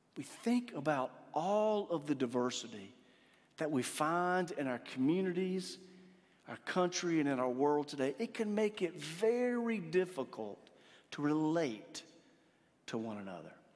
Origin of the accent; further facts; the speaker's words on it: Eastern North Carolina, United States; Growing up in Eastern North Carolina